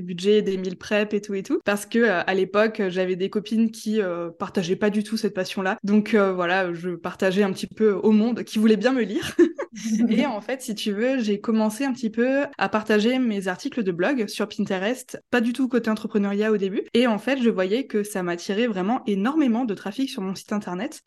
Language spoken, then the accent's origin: French; Strasbourg, Grand Est, France; Je viens de Strasbourg